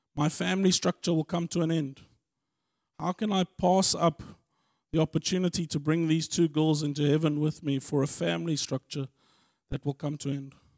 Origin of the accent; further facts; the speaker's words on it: Germiston, Gauteng, South Africa; I was born in Germiston